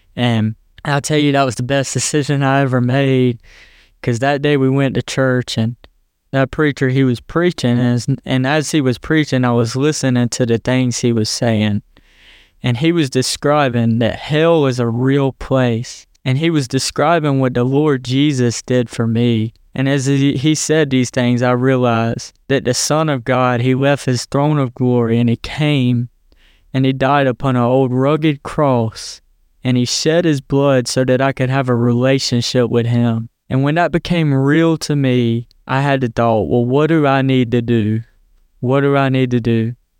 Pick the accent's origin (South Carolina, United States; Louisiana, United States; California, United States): South Carolina, United States; Hartsville; I'm from Hartsville, South Carolina, a small town in the South in the Bible Belt